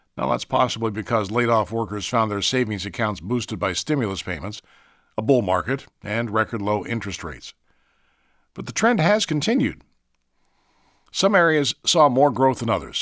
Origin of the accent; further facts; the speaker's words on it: Marietta, Ohio, United States; when I was in elementary school in Marietta, Ohio, my hometown